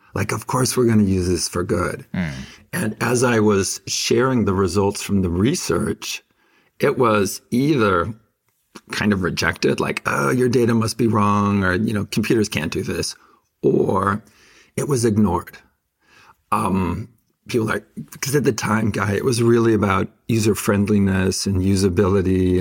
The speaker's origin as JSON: {"language": "English", "town": "Fresno", "region": "California", "country": "United States", "tie": "born or raised there"}